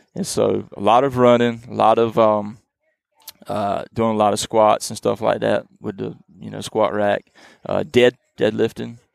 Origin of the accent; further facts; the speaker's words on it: eastern North Carolina, United States; I am from the eastern part of North Carolina. We call that the Coastal Plains region